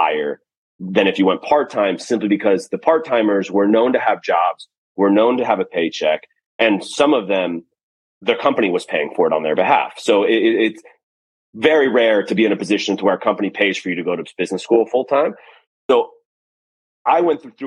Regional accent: near Fort Lauderdale, Florida, United States; moved away as an adult; now in Los Angeles, United States; literally 10 minutes from where I grew up in Florida

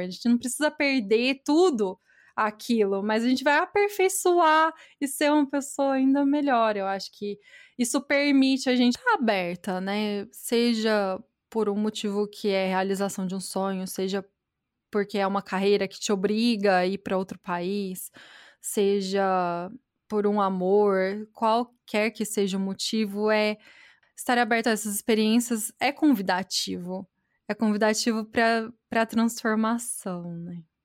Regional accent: Batatais, São Paulo, Brazil; accent: interior paulista, caipira, more mineiro than paulista; moved away; meu sotaque é do interior paulista, eu sou de Batatais.

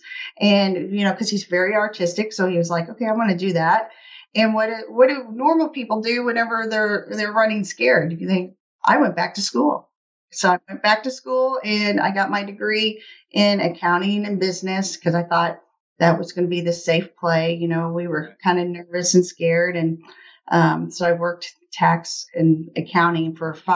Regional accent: Middle Missouri, United States; I am from Middle Missouri, you know, in the heartland of the U.S.

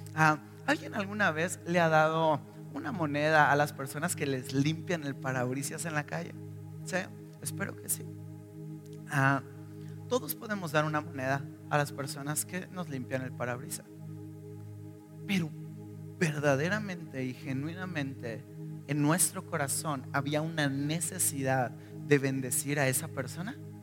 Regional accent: northern Mexico, Mexico; moved away; de donde yo soy, reyes ni los celebramos, jamás ni un solo rey

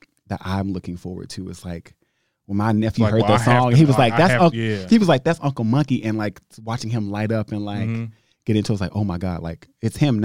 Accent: Shreveport, Louisiana, United States; now in Newark, United States; I was raised in Shreveport. I was raised in Louisiana, but living in Jersey

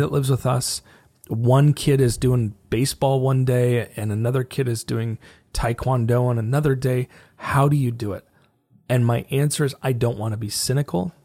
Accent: United States; as an American, I'm forty-one years old.

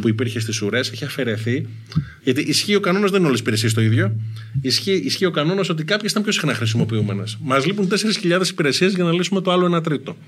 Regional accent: Athens, Attica, Greece; έχω μεγαλώσει στην Αθήνα. Πήγα σχολείο στην Αθήνα, στα Πατήσια. Στα κάτω Πατήσια μεγάλωσα.

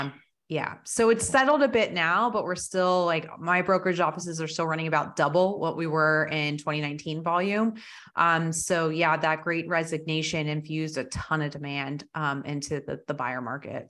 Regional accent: New Jersey, United States; also born or lived in Colorado; now in Texas, United States; I grew up in Jersey

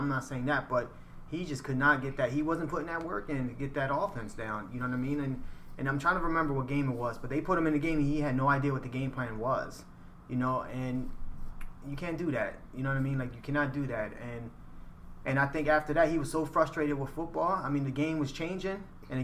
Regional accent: Philadelphia, Pennsylvania, United States; I grew up in Philadelphia. Like, I love my city, man.

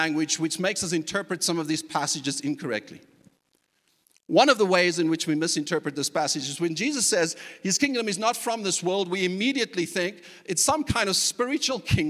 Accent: South Africa; moved away; a culture that I was even accustomed to growing up in South Africa

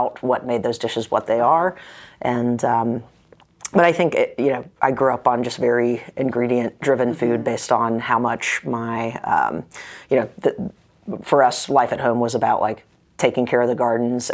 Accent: Kernersville, North Carolina, United States; also born or lived in Greensboro, North Carolina / Raleigh, North Carolina; I'm from Kernersville, which is about 90 miles west of Raleigh, and I was born in Greensboro. Kernersville is like right in between Winston-Salem and Greensboro, mm-hmm. So... grew up there

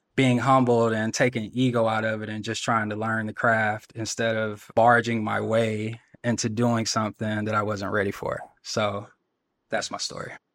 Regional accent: Athens, Georgia, United States; I'm from Athens, Georgia, Georgia native

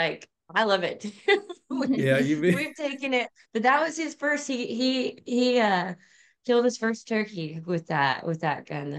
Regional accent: Santa Claus, Indiana, United States; Like Cody said, I grew up here in Southern Indiana. We're talking about Christmas. I'm actually right in Santa Claus, Indiana. So, born and raised in this area.

